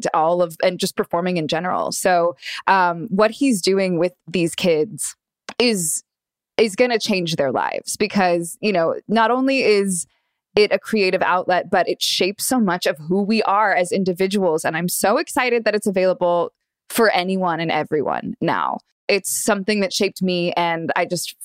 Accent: Los Angeles, California, United States; born and raised in Los Angeles

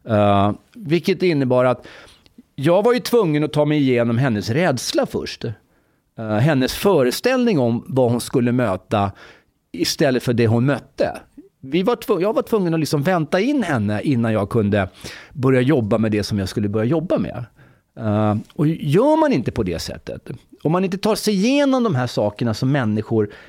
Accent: Egypt; now in Sweden; jag kommer från Egypten förresten.

